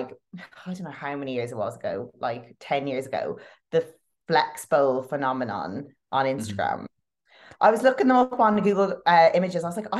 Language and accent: English; Ireland; I'm Irish